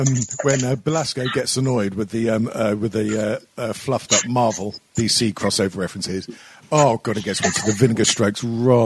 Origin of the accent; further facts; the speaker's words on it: England, United Kingdom; we're English